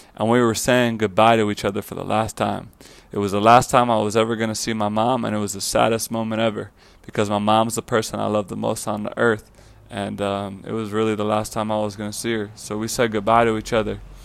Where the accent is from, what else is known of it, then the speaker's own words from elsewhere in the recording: Fire Island, New York, United States; moved away as an adult; also born or lived in Florida; now in Los Angeles, United States; I grew up in Fire Island, New York. It's a small island off of Long Island, New York.